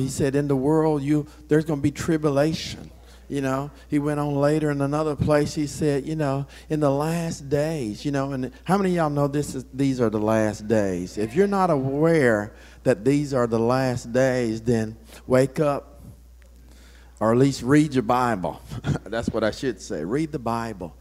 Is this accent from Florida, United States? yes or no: yes; Florida, United States; I grew up in Florida